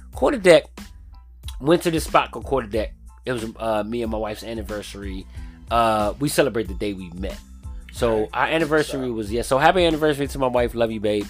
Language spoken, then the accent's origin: English; DMV, United States; also born or lived in Far Rockaway, Queens, New York; I've been raised in the DMV